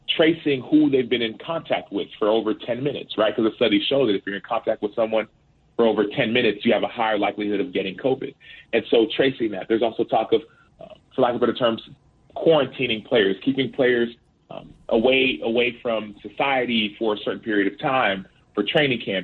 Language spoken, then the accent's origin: English; Dallas, Texas, United States; the school that I went to in first and second grade, it was a, in a predominantly black neighborhood in South Oak Cliff in Dallas